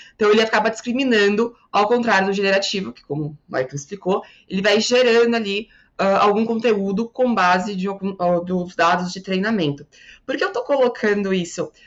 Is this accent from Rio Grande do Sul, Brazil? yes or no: yes; Porto Alegre, Rio Grande do Sul, Brazil; accent: southern ("aqui no Sul", tu vai); aqui em Porto Alegre, de onde eu sou